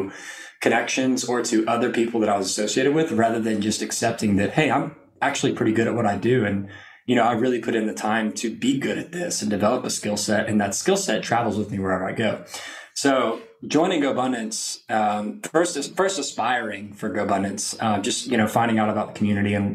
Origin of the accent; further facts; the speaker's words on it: Lake Charles, Louisiana, United States; moved away as an adult; now in Austin, United States; I was born and raised in Southwest Louisiana, a little town called Lake Charles